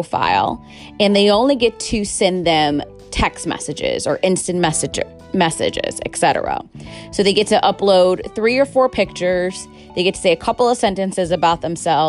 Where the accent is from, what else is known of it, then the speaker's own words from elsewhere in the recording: Chicago, Illinois, United States; I'm from Chicago